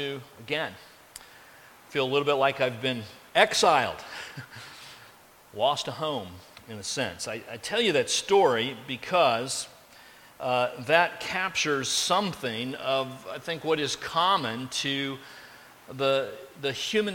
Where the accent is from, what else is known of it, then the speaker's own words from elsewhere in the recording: Carmel, Indiana, United States; I grew up in Carmel, Indiana, and lived in the same house through my elementary years and junior high years, and high school years, and college years.